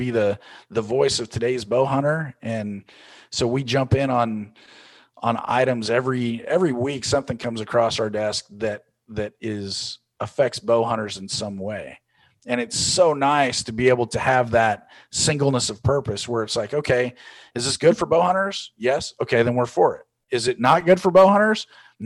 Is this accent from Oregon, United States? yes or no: yes; Oregon, United States; I'm from the West Coast out in Oregon